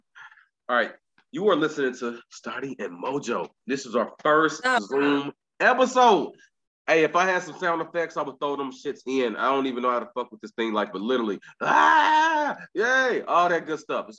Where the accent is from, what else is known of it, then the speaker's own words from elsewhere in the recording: Indiana, United States; I'm from Indiana, not Gary